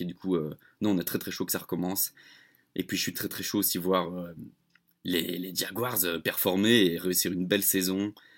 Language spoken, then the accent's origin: French; Belgium; je suis belge, je suis le belge de l'équipe